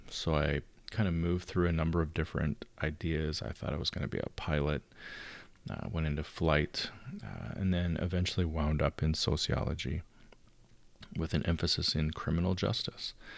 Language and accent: English; outside of Chicago, Illinois, United States; moved away as an adult; now in Southern California, United States; I grew up outside of Chicago.